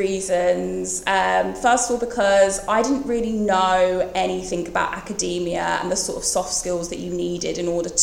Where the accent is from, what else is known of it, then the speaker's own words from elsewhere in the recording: Bromsgrove, West Midlands, United Kingdom; I am from the West Midlands, from a town called Bromsgrove